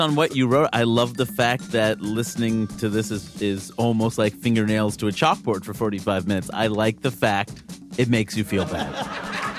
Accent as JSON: {"language": "English", "town": "New York City", "region": "New York", "country": "United States", "tie": "born or raised there", "said": "I grew up in New York City"}